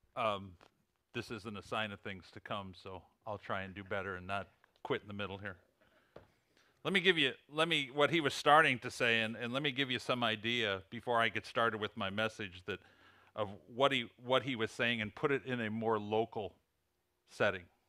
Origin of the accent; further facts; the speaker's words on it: Illinois, United States; accent: Illinois; moved away as an adult; also born or lived in Plainfield, Illinois; now in Huntington, West Virginia, United States; my Illinois accent.